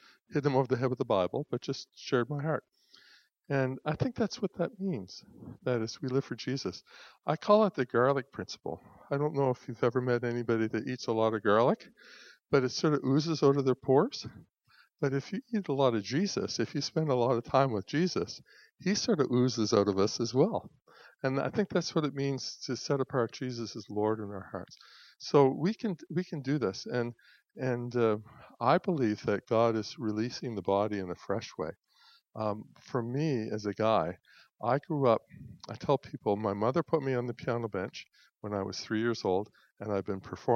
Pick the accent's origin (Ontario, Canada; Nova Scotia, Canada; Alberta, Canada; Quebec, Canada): Nova Scotia, Canada; Pictou; moved away; I'm from Pictou.